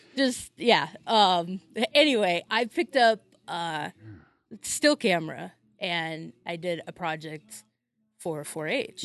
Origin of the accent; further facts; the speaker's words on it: North Dakota, United States; moved away as an adult; also born or lived in Florida / Kansas; now in Minneapolis, United States; I'm from North Dakota